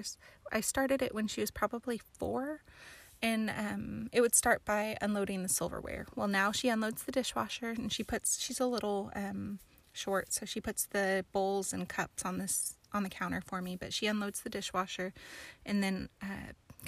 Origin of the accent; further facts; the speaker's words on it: High Springs, Florida, United States; also born or lived in New Mexico; I was born in New Mexico, but I grew up in Florida. So north central Florida, in the middle of the state, swampland, not really, like near Gainesville, where the Gators are from, and a place called High Springs